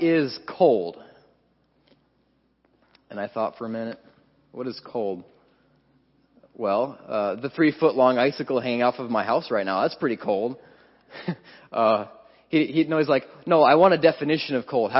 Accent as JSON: {"language": "English", "region": "Wisconsin", "country": "United States", "tie": "born or raised there", "moved": "yes", "said": "my home state, Wisconsin"}